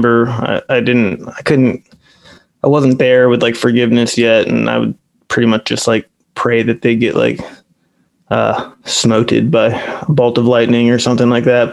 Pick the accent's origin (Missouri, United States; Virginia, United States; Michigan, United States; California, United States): Virginia, United States; Manassas; I've lived here in Northern Virginia, Manassas, Virginia, pretty much all of my life, except for a year when I moved away and came back.